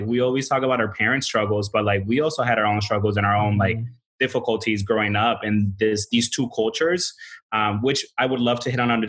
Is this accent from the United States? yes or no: yes; United States; we grew up in the United States. So we're going to be a little different from maybe the other people in Mexico, just because we grew up here.